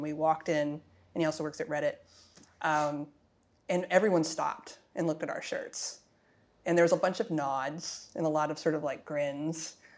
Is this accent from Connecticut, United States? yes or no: no; Arizona, United States; I'm from Arizona